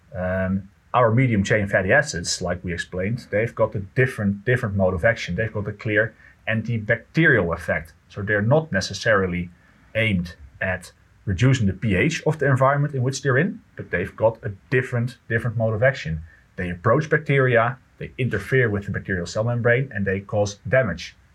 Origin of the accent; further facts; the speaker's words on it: Netherlands; I'm from the Netherlands